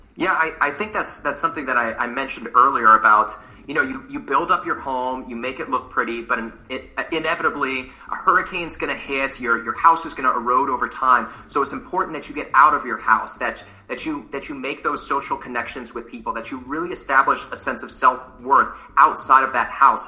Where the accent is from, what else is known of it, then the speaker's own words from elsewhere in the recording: New Orleans, Louisiana, United States; moved away; also born or lived in Elon University, North Carolina / New York City; I am from New Orleans, Louisiana.